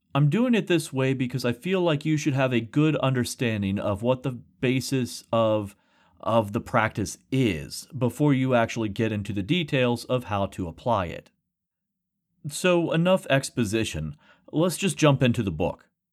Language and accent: English; rural West Virginia, United States; with my classmates growing up in rural West Virginia